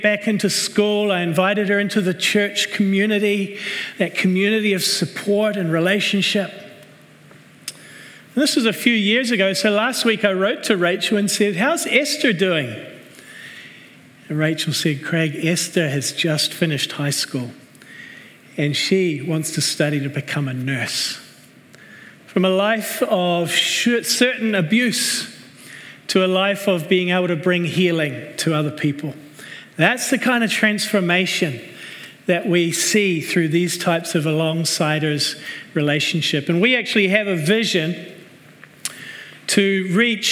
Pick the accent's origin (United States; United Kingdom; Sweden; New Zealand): New Zealand; moved away as an adult; also born or lived in Red Deer, Alberta, Canada / Cambodia / Vancouver, Canada; I was born right here in Canada, in Red Deer, Alberta. But I grew up in New Zealand.